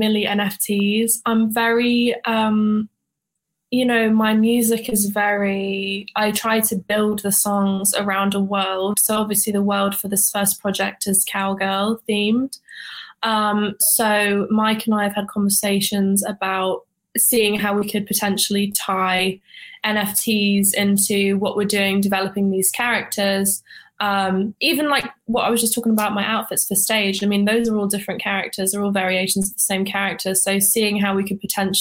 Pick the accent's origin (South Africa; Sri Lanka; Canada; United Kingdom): United Kingdom; now in Atlanta, United States; I'm British